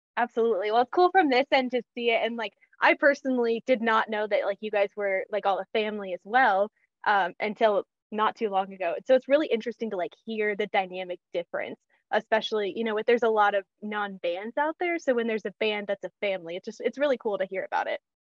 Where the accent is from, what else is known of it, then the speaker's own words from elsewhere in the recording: Kansas, United States; also born or lived in Missouri; I grew up in Kansas